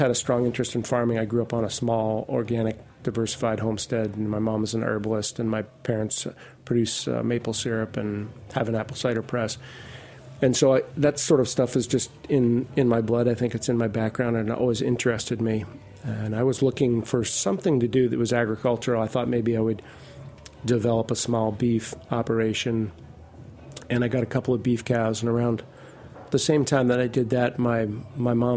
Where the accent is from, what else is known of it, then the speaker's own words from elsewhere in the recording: Vermont, United States; moved away as an adult; I grew up in Vermont, and I live not far from where I grew up